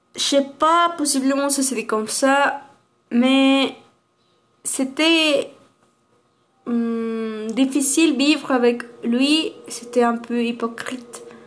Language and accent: French; Aguascalientes, Mexico; French is a second language; Moi, je suis d'Aguascalientes.